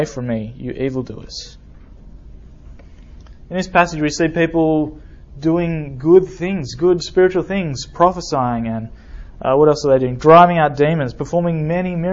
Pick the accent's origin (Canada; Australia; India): Australia; moved away as an adult; now in Alabama, United States; I'm from Australia.